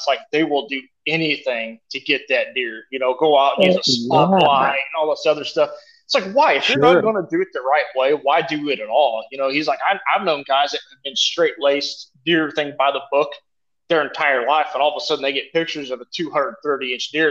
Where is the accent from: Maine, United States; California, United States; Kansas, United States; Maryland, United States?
Kansas, United States; I'm from Kansas